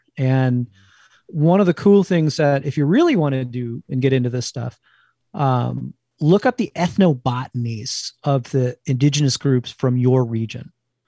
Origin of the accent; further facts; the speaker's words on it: Northeast, United States; if you grew up where I grew up in the Northeast, smoked whitefish is in every Jewish deli from, you know, Boston to DC.